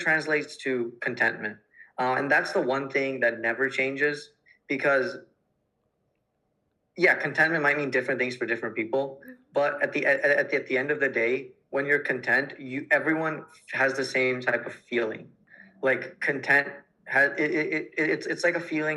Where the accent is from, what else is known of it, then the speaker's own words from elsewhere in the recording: United States; being an Indian American